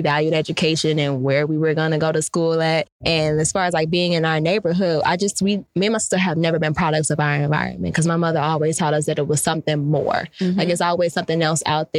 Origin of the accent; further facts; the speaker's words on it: Chicago, Illinois, United States; also born or lived in Calumet City, Illinois; We moved from Chicago to Calumet City mm-hmm. when I was, when I got to high school.